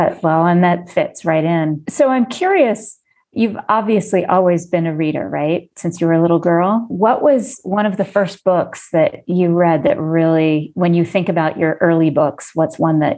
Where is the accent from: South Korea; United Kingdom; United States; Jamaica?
Jamaica; children's books and young adult books from growing up in Jamaica.